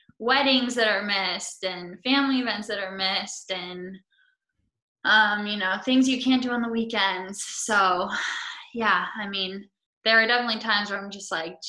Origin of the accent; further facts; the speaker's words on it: West Coast, United States; I'm from the West Coast.